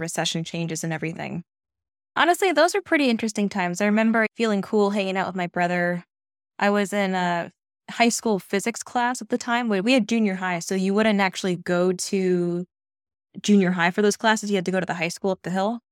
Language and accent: English; east of Seattle, Western Washington, United States; now in Maine, United States; I'm from Western Washington. That's where I was born and raised. East of Seattle